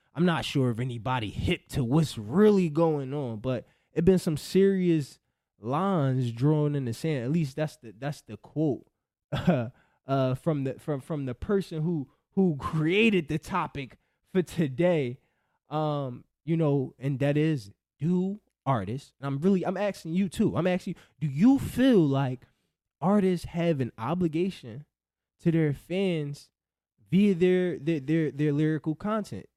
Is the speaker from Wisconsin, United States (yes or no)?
no; Philadelphia, Pennsylvania, United States; I'm from Philly.